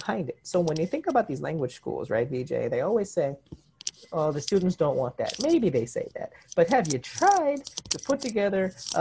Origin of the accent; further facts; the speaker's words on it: New York, United States; also born or lived in South Korea; I was from New York